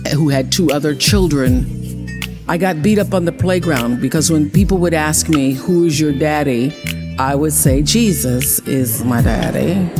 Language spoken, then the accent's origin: English; Mississippi, United States; since I was a little girl growing up in Mississippi, being raised on a tiny little acre farm with my grandmother